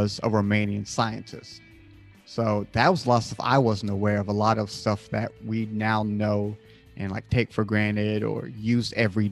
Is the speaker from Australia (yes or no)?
no; United States; I'm from America